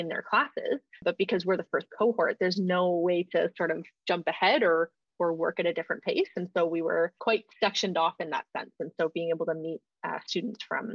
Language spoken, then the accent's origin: English; Stratford, Ontario, Canada; I grew up in Stratford, being a small town in Ontario.